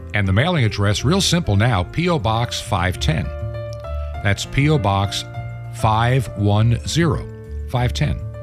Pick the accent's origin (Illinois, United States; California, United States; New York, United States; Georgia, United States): New York, United States; Western; moved away as an adult; also born or lived in Long Island, United States; I've lived in Western New York, not far from where you were. Went to high school there myself